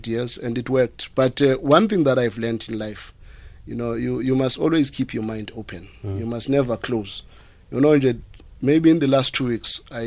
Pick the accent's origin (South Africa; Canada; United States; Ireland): South Africa; my fellow South Africans